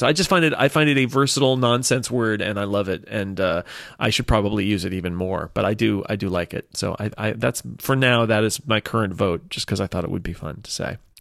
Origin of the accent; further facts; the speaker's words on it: California, United States; I am Californian